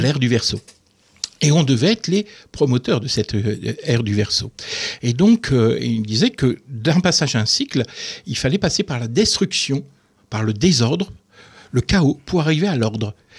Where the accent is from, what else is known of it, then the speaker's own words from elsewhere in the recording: the North, Hauts-de-France, France; now in Moselle, France; je suis originaire du Nord